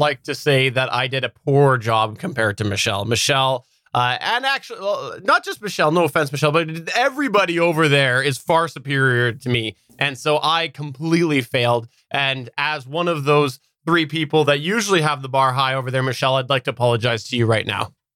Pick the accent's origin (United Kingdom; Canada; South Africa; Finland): Canada; I'm Canadian